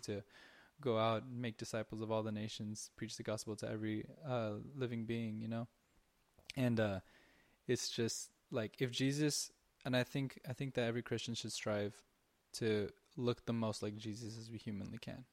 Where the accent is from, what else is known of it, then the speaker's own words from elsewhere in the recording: Southern California, United States; we're from SoCal.